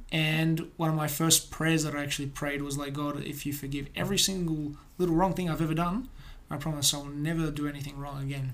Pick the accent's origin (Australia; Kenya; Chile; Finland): Australia; Adelaide, South Australia; also born or lived in Cieszyn, Poland; grew up here in South Australia, here in Adelaide